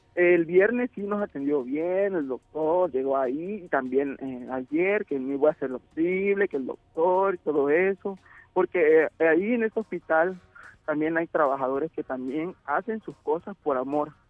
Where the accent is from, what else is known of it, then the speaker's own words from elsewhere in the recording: Tabasco, Mexico; somos tabasqueños